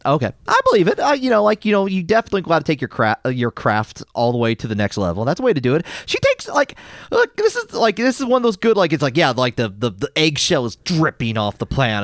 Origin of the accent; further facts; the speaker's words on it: United States; as an American